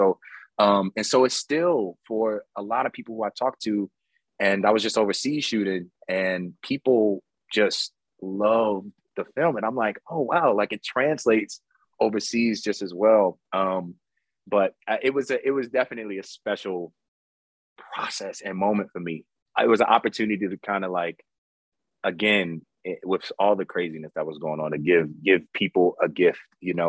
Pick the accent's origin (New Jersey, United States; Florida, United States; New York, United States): New York, United States; and I lived in the Heights at one point, you know, growing up in New York. So I was like, coming up in New York.